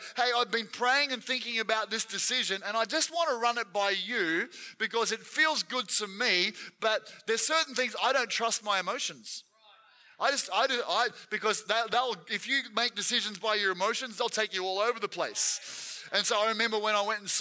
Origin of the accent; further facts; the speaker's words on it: Gippsland, Victoria, Australia; I was from Gippsland, which is on the east side.